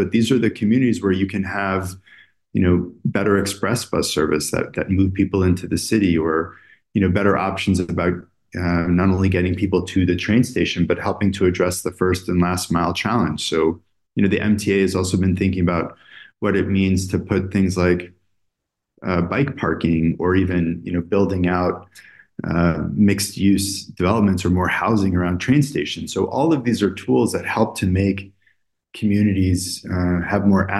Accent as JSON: {"language": "English", "town": "New York City", "region": "New York", "country": "United States", "said": "as a New Yorker"}